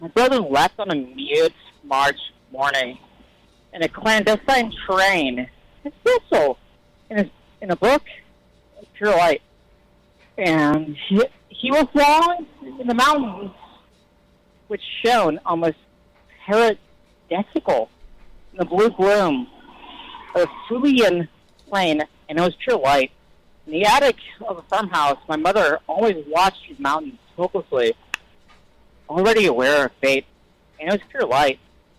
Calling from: the West, United States; I'm calling from the Western States.

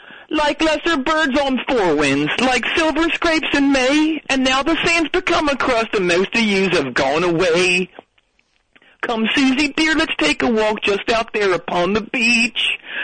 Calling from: Philadelphia, Pennsylvania, United States; Well, how cool is it that I'm calling from the Wells Fargo Center, the place where I saw … at the Spectrum? Same place.

